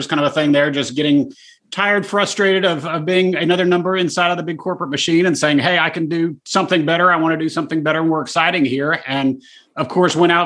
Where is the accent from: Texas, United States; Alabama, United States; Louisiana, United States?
Texas, United States; Dallas; Born and raised, yeah, here forever